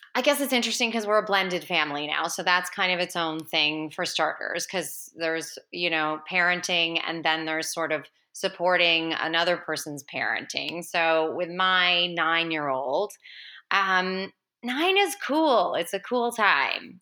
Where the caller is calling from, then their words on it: Vancouver, British Columbia, Canada; I'm calling from Vancouver